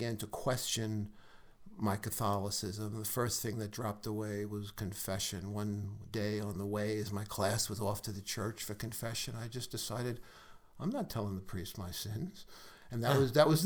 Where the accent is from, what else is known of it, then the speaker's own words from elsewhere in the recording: New York City, New York, United States; my white neighborhood didn't have where I grew up in Brooklyn.